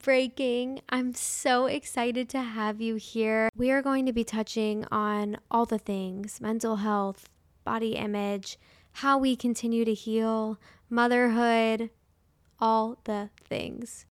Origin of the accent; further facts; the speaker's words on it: Parkland, Florida, United States; my first year of teaching in Parkland, Florida. I was only twenty-two when this happened. I was fresh out of college, the most excited to be back at the high school I graduated from